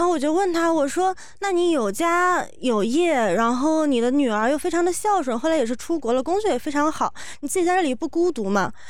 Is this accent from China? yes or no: yes; Shanghai, China; 我是上海来的